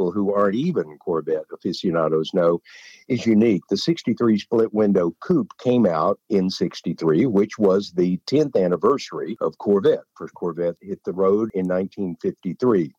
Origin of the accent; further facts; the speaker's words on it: Hugo, Oklahoma, United States; that was our local downtown theater in Hugo, Oklahoma.